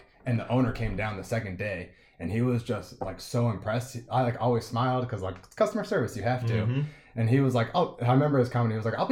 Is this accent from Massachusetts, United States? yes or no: yes; Massachusetts, United States; moved away as an adult; also born or lived in California; I'm from Massachusetts originally.